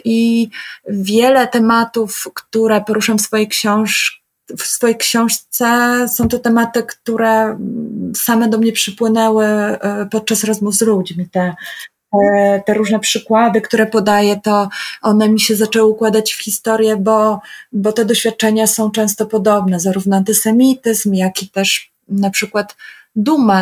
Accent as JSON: {"language": "Polish", "country": "Poland", "said": "ja jestem z Polski"}